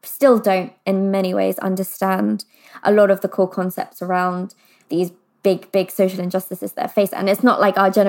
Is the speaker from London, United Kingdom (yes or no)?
yes; London, United Kingdom; I grew up in London